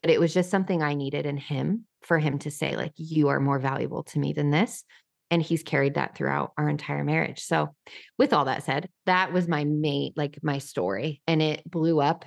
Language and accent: English; New Mexico, United States; now in Nashville, United States; I'm from New Mexico